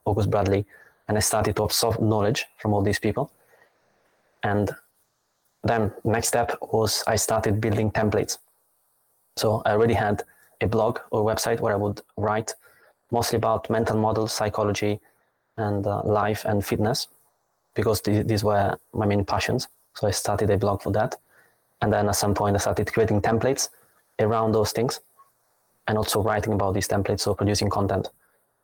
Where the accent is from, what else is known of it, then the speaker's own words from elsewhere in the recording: Italy; moved away as an adult; now in Berlin, Germany; I come from Italy.